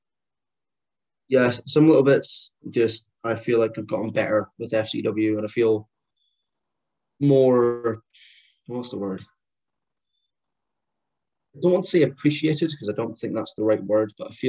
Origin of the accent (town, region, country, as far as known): Scotland, United Kingdom; born or raised there; also born or lived in Liverpool; now in Perth, United Kingdom